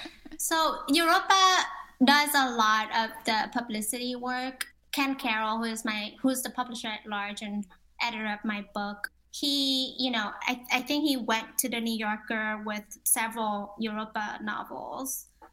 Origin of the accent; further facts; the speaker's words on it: Ho Chi Minh City, Vietnam; I'm from Ho Chi Minh. I was born in Ho Chi Minh.